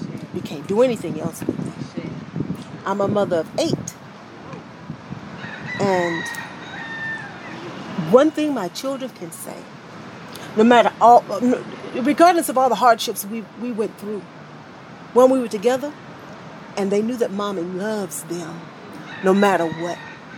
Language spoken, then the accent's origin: English; Cleveland, Ohio, United States; I'm originally from Cleveland, Ohio. My family moved to the South in 75, 76.